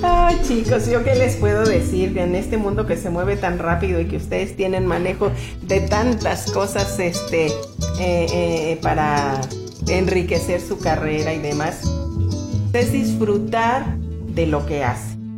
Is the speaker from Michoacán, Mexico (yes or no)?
yes; Pátzcuaro, Michoacán, Mexico; also born or lived in Erongarícuaro / United States; a los dos meses, me llevaron a Pátzcuaro y crecí yo en Pátzcuaro